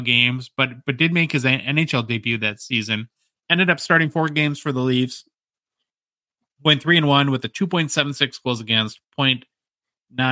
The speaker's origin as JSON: {"language": "English", "country": "United States", "said": "as an American"}